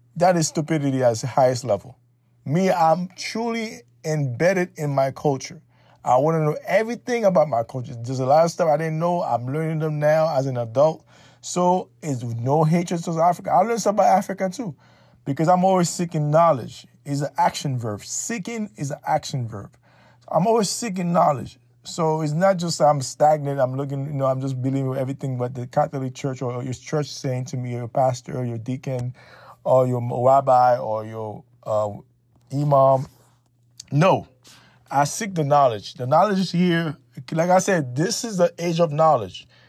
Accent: Haiti

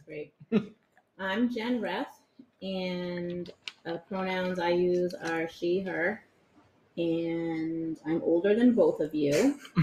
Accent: Winthrop, United States; I grew up in Winthrop.

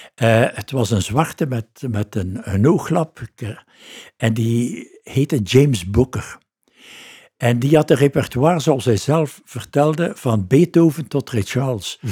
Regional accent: Ghent, Flanders, Belgium; Ik ben daar geboren. Oké. Ik ben in de Lange Steenstraat geboren. En uh, ben nooit eigenlijk 200 meter uit mijn buurt

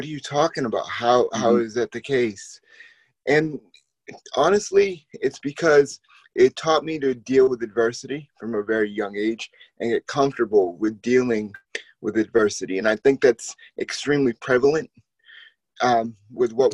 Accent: Boston, Massachusetts, United States; growing up in Boston, absolutely love Boston sports

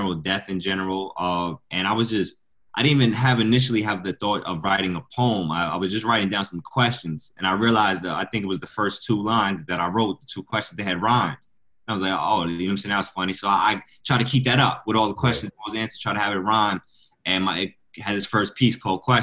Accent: Westchester County / Rockland County, New York, United States; also born or lived in Peekskill, New York / Bronx, New York; I grew up in Westchester County. Well, I'm originally, I was born in Rockland County

